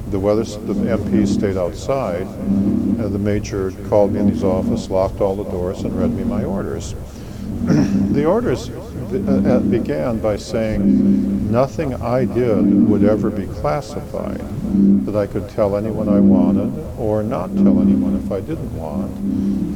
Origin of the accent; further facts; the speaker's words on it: Wisconsin, United States; moved away as an adult; I was born in Wisconsin